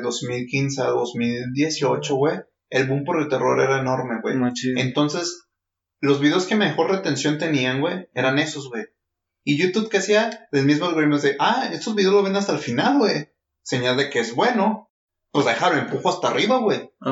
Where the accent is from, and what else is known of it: Mexico